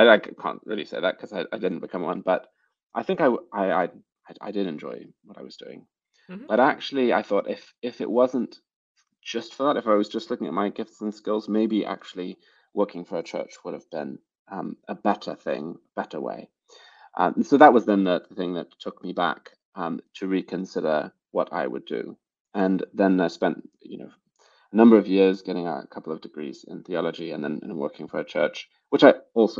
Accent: United States; now in United Kingdom; I'm not actually British. I know my accent might sometimes lead you to believe that. I am now. I have a British passport now, but I'm American originally.

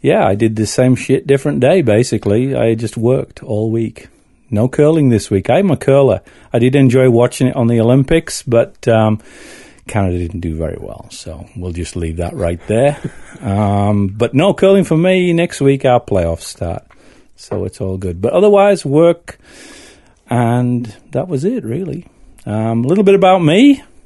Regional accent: north of England, United Kingdom; accent: north of England; moved away

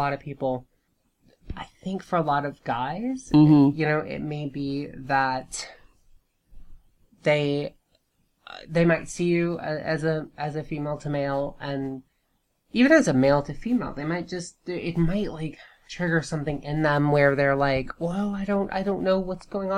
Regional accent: Georgia, United States; I grew up in Georgia

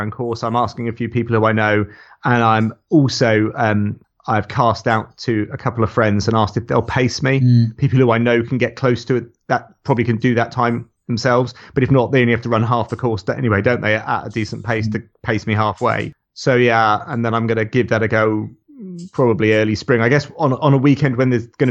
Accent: Somerset, South West England, United Kingdom; I grew up in Somerset

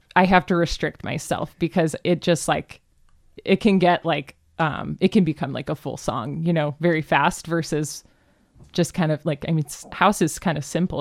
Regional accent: Cleveland, Ohio, United States; now in Seattle, United States; I grew up in Cleveland, Ohio

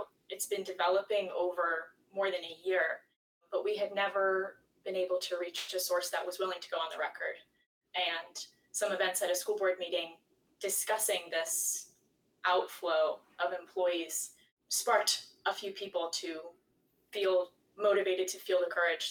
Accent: Gilford, New Hampshire, United States; I grew up in Guilford. I still live in Guilford.

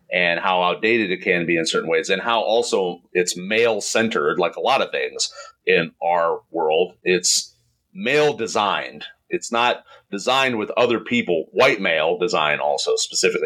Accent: Indiana, United States; moved away; I'm from Indiana

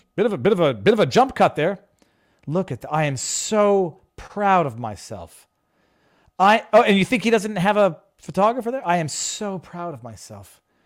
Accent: Canada; moved away; as a Canadian born person

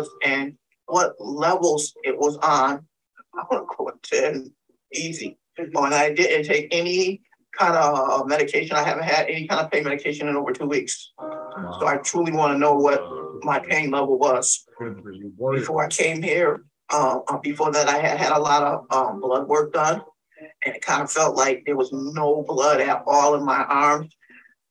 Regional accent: Springfield, Massachusetts, United States; I'm from Springfield, Massachusetts.

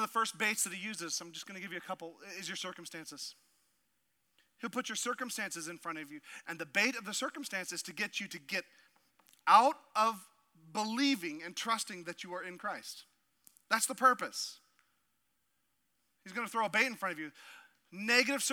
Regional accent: Southeast Alaska, United States; moved away; growing up as a kid in Southeast Alaska

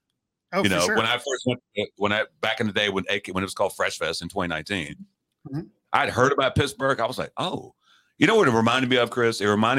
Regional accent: London, United Kingdom; New York City reminds me of, because I'm born and raised in England, grew up in London.

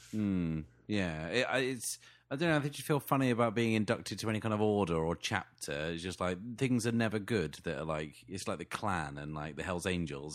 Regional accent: England, United Kingdom; I'm so English

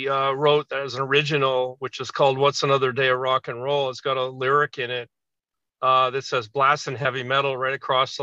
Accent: Toronto, Ontario, Canada; we're three piece and we're from Toronto

